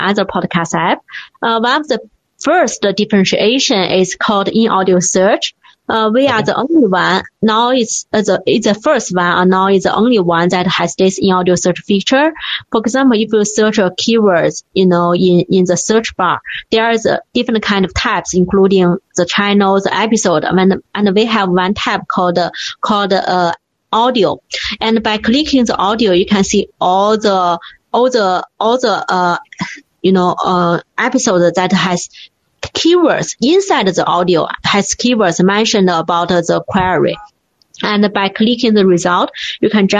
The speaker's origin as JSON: {"language": "English", "country": "China", "tie": "born or raised there"}